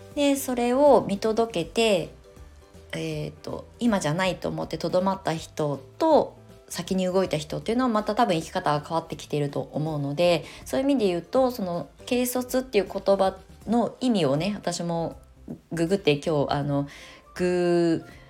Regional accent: Japan; moved away as an adult; also born or lived in Tokyo; now in Shonan, Japan; 田舎に帰って生まれ育っ

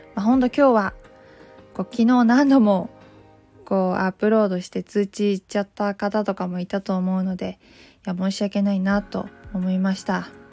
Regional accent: Takayama, Gifu, Japan; moved away as an adult; now in Tokyo, Japan; 私は岐阜県の飛騨高山出 身で、鉛があるため、原稿読み結構大変なんです

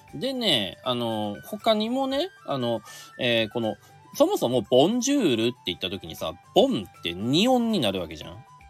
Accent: Aomori, Japan; 僕ね青森出身で

